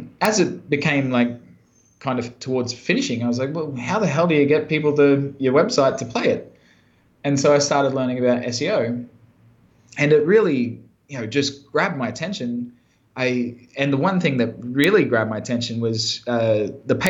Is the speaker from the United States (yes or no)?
no; countryside near Brisbane, Queensland, Australia; I'm from Brisbane, Australia. Well, originally from out in the countryside near there. So I grew up on a farm and was a country boy in rural Australia